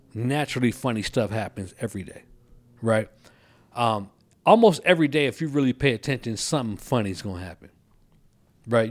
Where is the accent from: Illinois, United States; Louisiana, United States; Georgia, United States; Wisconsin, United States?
Illinois, United States; Kankakee; moved away as an adult; also born or lived in Colorado Springs, Colorado; now in Texas, United States; move from Kankakee, which is my hometown, to come to Texas